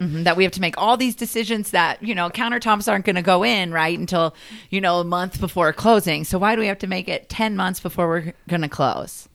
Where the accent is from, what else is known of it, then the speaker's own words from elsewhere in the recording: the South, United States; I'm a Southern girl